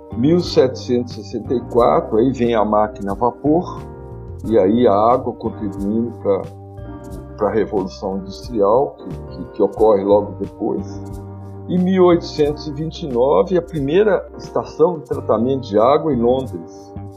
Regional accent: Brazil; nossa posição como brasileiro

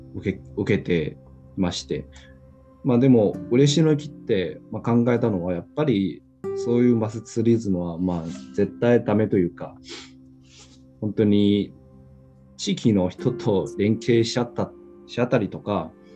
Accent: Xiamen, Fujian, China; Japanese is a second language; moved away as an adult; now in Japan; 僕の出身というか、まあ、中国のアモ

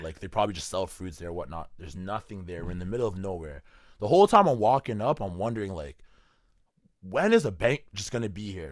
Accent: Canada; I'm from Canada

